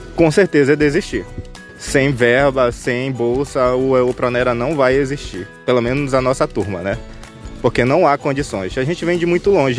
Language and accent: Portuguese; Gurupá, Pará, Brazil; moved away as an adult; now in Santarém, Brazil; sou lá do município de Gurupá, de uma unidade de conservação chamada RDS Tatuã Banquear